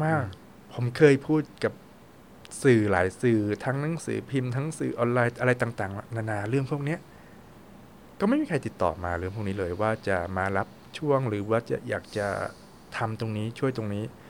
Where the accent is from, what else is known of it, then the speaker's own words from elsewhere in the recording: Thailand; moved away as an adult; also born or lived in France; ถึงผมจะย้ายไปประเทศไหนก็ตาม แต่ว่าผมก็ยังเป็นคนไทย